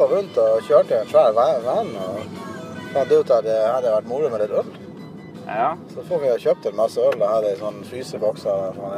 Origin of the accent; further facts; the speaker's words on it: Norway; Vi er fra Norge